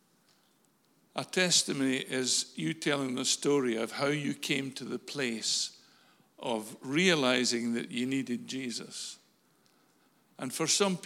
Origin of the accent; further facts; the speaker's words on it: Falkirk, Scotland, United Kingdom; moved away as an adult; I'm a Falkirk boy. I was born in Falkirk Royal Infirmary in 1950, the 5th of September. And I lived in Falkirk for the first 25 years of my life